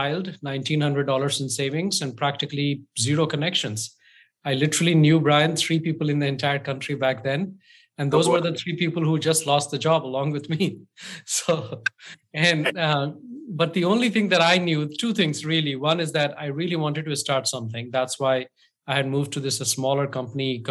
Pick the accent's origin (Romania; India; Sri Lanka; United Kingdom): India; now in United States; I'm from India